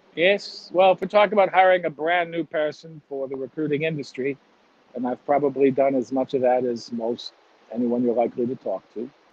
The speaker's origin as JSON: {"language": "English", "town": "Chicago", "region": "Illinois", "country": "United States", "moved": "yes", "said": "I'm from Chicago"}